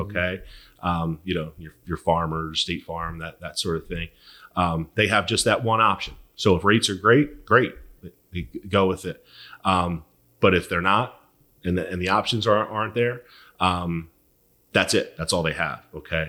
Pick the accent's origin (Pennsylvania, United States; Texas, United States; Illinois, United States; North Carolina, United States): Pennsylvania, United States; Philadelphia; born and raised in Philly